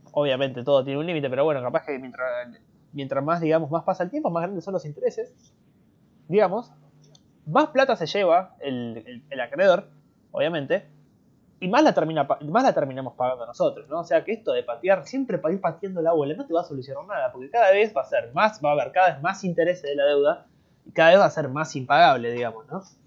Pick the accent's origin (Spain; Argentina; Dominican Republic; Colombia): Argentina; Yo soy argentino